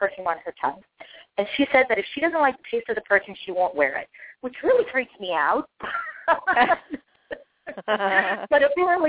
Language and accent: English; Costa Rica; moved away; I'm originally from Costa Rica